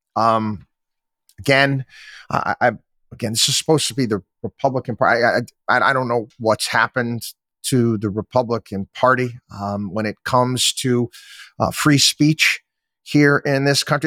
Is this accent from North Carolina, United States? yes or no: no; Louisiana, United States; I was from Louisiana.